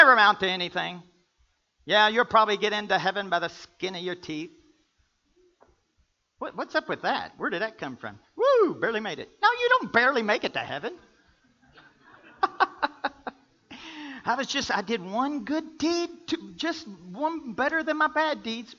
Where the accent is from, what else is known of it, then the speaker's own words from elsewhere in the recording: the South, United States; I'm from the South.